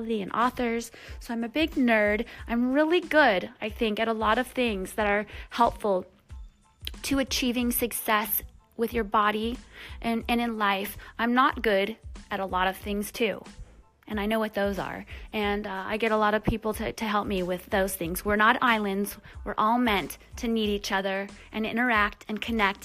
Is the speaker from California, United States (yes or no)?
no; Michigan, United States; I lived with my family growing up in Michigan